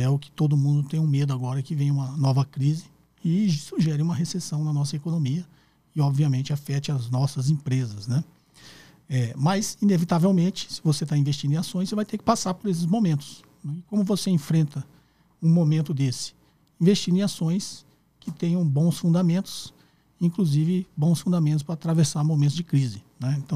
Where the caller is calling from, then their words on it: Sorocaba, São Paulo, Brazil; sou aqui de Sorocaba.